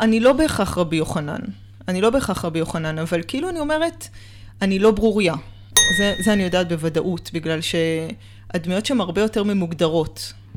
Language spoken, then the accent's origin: Hebrew; Tel Aviv, Tel Aviv District, Israel; גדלתי בתל אביב, בקהילה של חסידי בלז